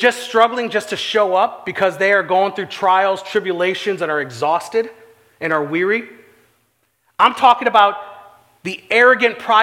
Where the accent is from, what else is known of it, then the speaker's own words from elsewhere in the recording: St. Charles, Illinois, United States; I grew up on Gray Street here in St. Charles